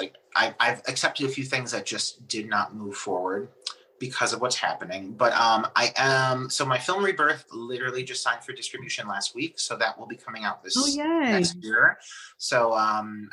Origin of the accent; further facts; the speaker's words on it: Cleveland, Ohio, United States; accent: Cleveland; in Cleveland, my hometown